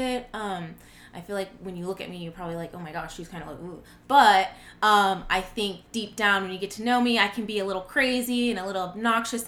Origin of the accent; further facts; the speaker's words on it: Fort Worth, Texas, United States; I am from Fort Worth, Texas, born and raised